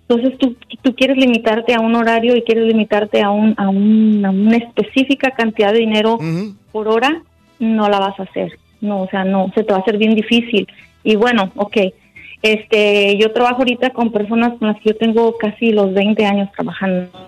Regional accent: Mexico; moved away as an adult; nuestro país, soy de México.

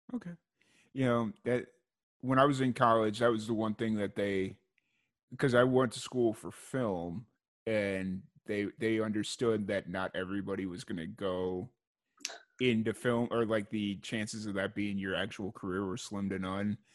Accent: Chicago, Illinois, United States; now in Waco, United States; I was growing up in Chicago.

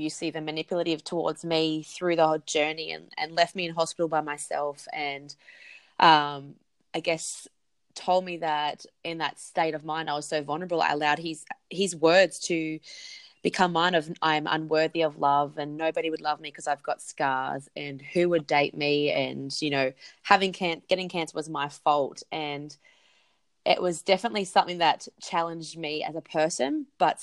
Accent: Central Coast, New South Wales, Australia; moved away; also born or lived in Perth; I'm originally from the Central Coast in New South Wales

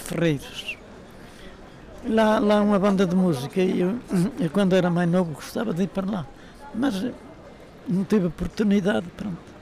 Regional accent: outskirts of Porto, Porto District, Portugal; Sou dos arredores de Porto, sou do Bonimar

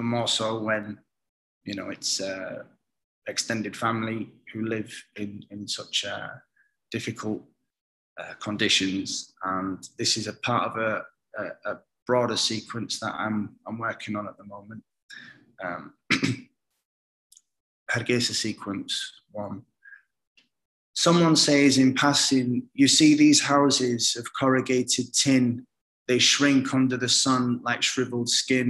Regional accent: United Kingdom; also born or lived in Somalia; I'm British Somali, and my immediate heritage is very nomadic

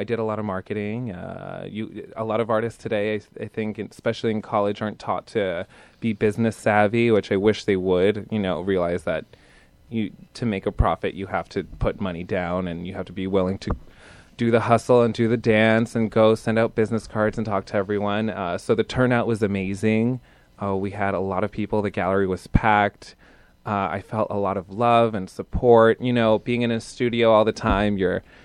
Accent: Bethlehem, Pennsylvania, United States; moved away; I'm from Bethlehem, Pennsylvania. I went to a charter arts high school there

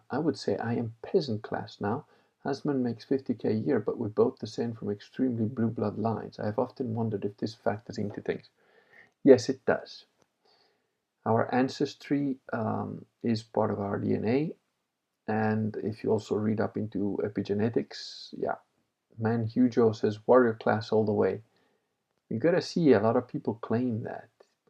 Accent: Piedmont, Italy; born there; I was born in Italy, but I was like, didn't really like Italians. And, you know, that took me a while to figure out because I was born in Piedmont, but I'm Venetian.

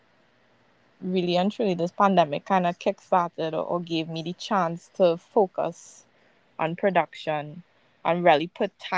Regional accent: Trinidad & Tobago; growing up in the Caribbean

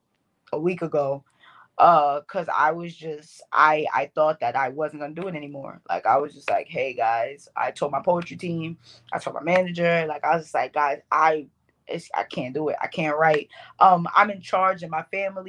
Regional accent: New York, United States; accent: Bronx; I'm from New York. If y'all don't hear all the Bronx in my accent

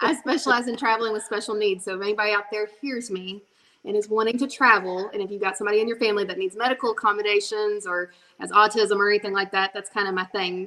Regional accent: La Grange, Kentucky, United States; my hometown track in Lagrange, Kentucky, because my grandpa and my family grew up there

